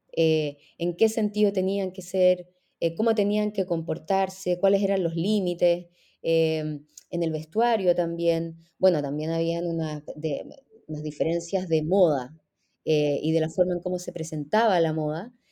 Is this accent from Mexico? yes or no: no; Chile; moved away as an adult; also born or lived in Israel; soy chilena